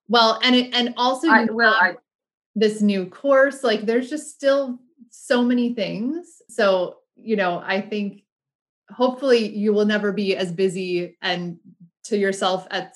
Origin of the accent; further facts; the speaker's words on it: United States; accent: American; my American accent